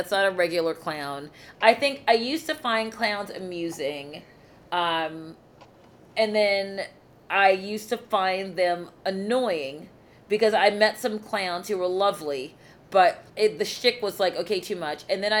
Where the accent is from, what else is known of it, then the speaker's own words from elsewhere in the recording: Baltimore, Maryland, United States; I'm from Baltimore.